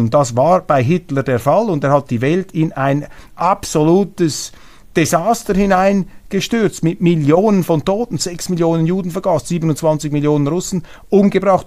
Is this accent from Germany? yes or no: no; Switzerland; Ich bin stolzer Schweizer um 25 Prozent, stolzer Deutscher